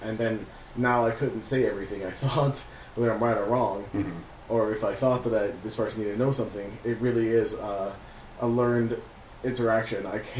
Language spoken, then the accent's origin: English; Miami, Florida, United States; growing up in Miami